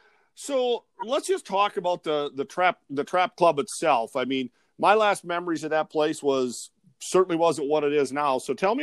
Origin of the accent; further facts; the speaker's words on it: Ettrick, Wisconsin, United States; moved away; my hometown, Attrick, where I grew up.